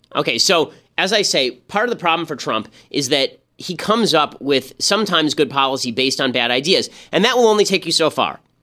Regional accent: California, United States; I'm from California

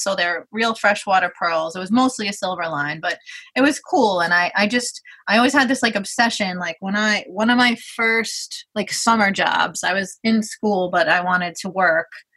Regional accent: New York City, New York, United States; I'm from Brooklyn, New York

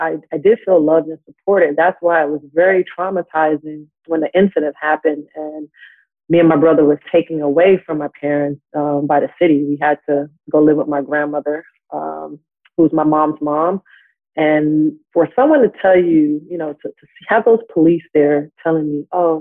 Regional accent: New York City, New York, United States; moved away as an adult; also born or lived in California; I'm from New York City in Astoria, and I live about 20 minutes away right now from Queens.

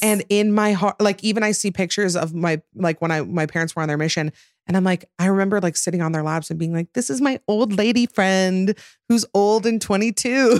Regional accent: Utah, United States; growing up Mormon and in Utah

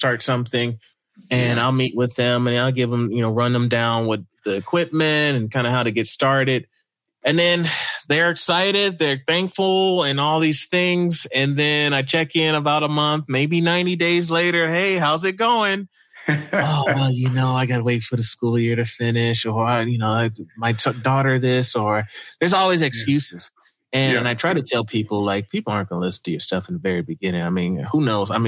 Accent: the South, United States; moved away as an adult; now in Idaho, United States; I grew up in the South

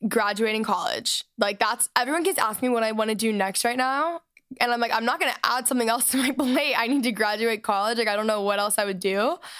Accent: Texas, United States; moved away; I was raised in Texas

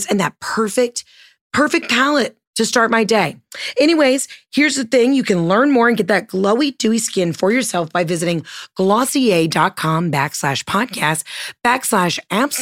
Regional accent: Georgia, United States; I'm from Georgia

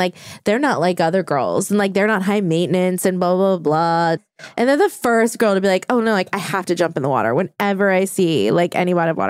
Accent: New Orleans, Louisiana, United States; moved away as an adult; Like I'm not from New Orleans anymore because I left when I was 18 and I don't care about the Saints.

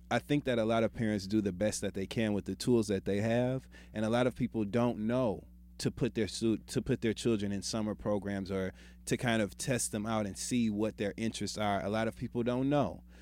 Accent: Midwest, United States; I'm from the Midwest.

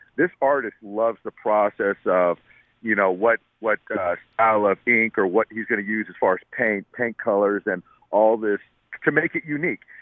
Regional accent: San Diego, California, United States; I'm from San Diego

